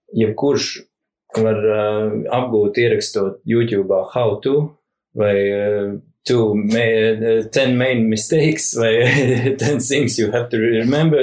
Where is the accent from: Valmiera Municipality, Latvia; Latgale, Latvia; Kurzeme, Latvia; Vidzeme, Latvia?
Valmiera Municipality, Latvia; Rūjiena; es esmu no Rūjienas um, un uh, uzaugu skarbījos 90.